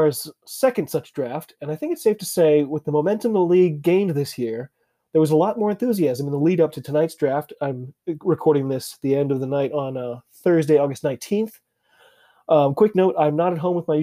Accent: United States; I'm an American rugby fan who follows rugby all over the globe.

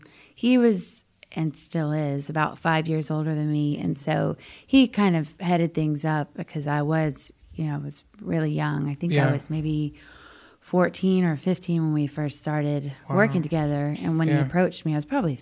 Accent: New Braunfels, Texas, United States; born or raised there; moved away as an adult; now in Nashville, United States

